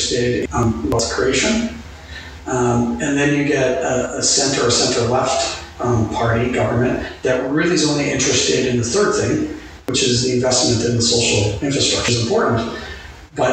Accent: Canada; I'm just talking as a Canadian

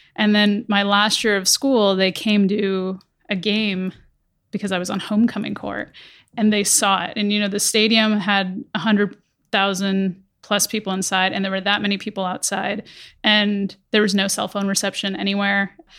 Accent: Conneaut, Ohio, United States; also born or lived in Karachi, Pakistan; grew up in small town Ohio, very small town in Northeast Ohio called Kaniet

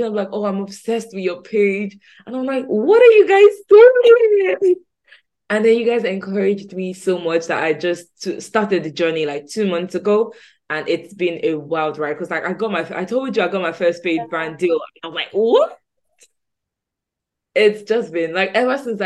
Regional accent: Nigeria; moved away as an adult; now in United Kingdom; I'm Nigerian. I moved to the UK early this year

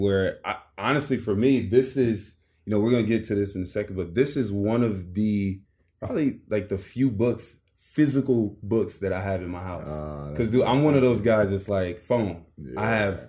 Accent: Los Angeles, California, United States; I grew up here in South Central.

